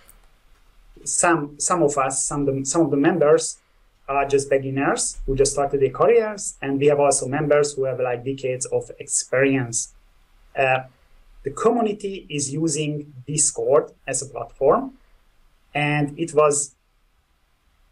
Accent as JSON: {"language": "English", "region": "Budapest", "country": "Hungary", "said": "I'm from Budapest, Hungary."}